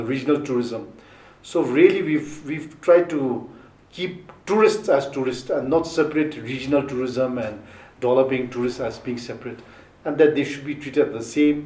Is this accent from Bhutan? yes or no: yes; Thimphu, Bhutan; I was born in Mutidang